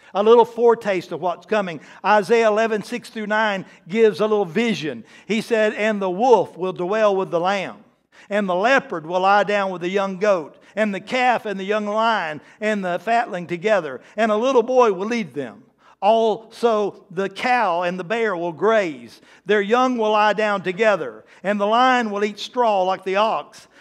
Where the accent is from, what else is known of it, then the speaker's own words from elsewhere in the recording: the South, United States; I'm from the South